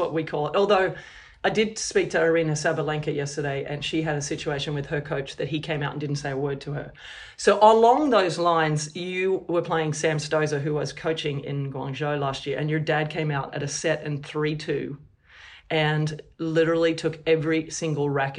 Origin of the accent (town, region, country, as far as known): Australia